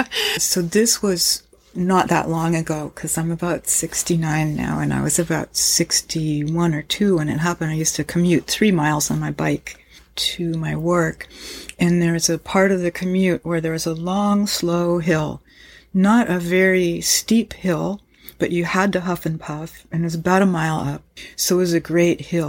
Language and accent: English; United States; I grew up in the United States of America